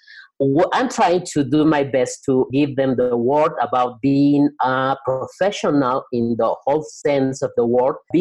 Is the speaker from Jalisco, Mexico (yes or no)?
yes; Guadalajara, Jalisco, Mexico; I'm from Guadalajara, Mexico